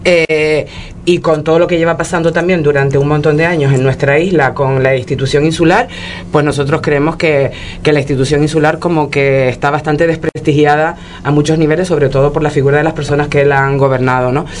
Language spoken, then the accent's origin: Spanish; Pájara, Canary Islands, Spain; yo soy de Pájara